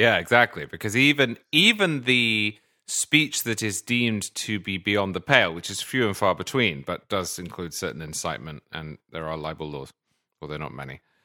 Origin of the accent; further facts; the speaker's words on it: United Kingdom; moved away; as a Brit, originally